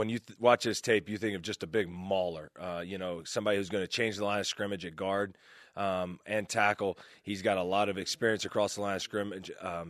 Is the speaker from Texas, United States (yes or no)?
no; Alabama, United States; I'm from Alabama, ready. There's other parts of the country. You know, we have geography there.